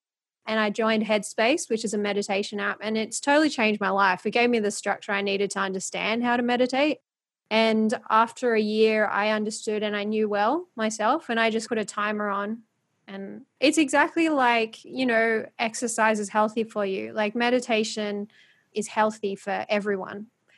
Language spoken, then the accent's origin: English; Philippines; I always had this feeling in the background because of being Filipino. I just always knew I wanted to do something, because I went to the Philippines and I just saw how much poverty there was.